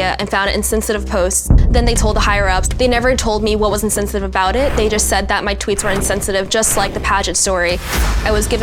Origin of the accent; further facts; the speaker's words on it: Florida, United States; also born or lived in China; I was born in China and moved to Florida when I was 5 years old